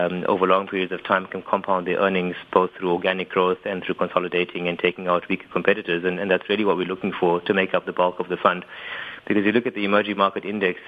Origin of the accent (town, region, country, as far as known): South Africa